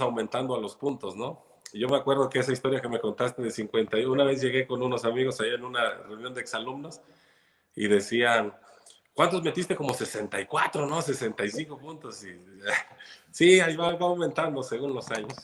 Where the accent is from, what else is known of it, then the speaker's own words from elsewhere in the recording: Chilpancingo, Guerrero, Mexico; chilpancingueño de, de mucho corazón, nací aquí en Chilpancingo.